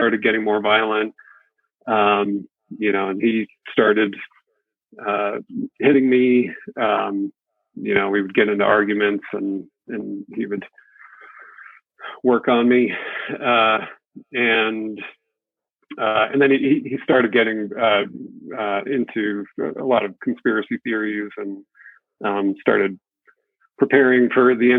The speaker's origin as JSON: {"language": "English", "region": "New England", "country": "United States", "tie": "born or raised there", "also_born_or_lived": "Connecticut / Southern California", "moved": "yes", "said": "I grew up in New England, and we moved to California, Southern California"}